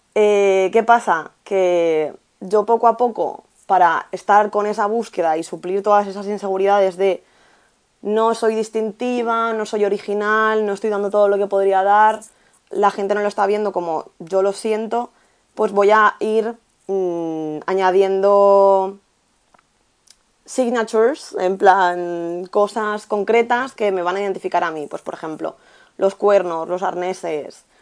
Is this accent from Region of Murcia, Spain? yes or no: no; Albacete, Castilla-La Mancha, Spain; moved away as an adult; now in Valencia, Spain; mi pueblo, en Albacete